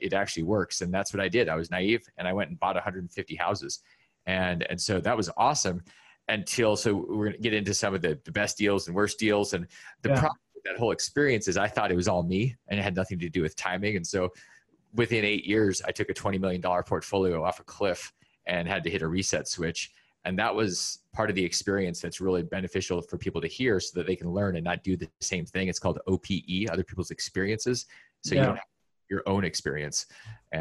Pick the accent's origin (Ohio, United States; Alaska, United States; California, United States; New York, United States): Alaska, United States; I grew up in Alaska